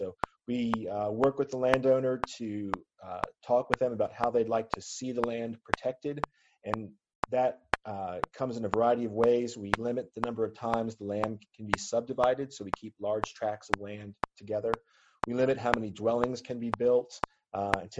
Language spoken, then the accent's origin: English; Southwest Virginia, United States; growing up in Southwest Virginia